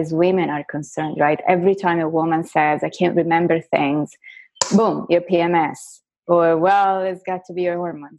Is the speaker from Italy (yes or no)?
yes; Florence, Tuscany, Italy; first language Italian; English is a second language; moved away as an adult; now in United States; I was born and raised in Florence in Italy, but I went to a French high school. So I think, you know, Italian is my first language and French is my second language. So English is my third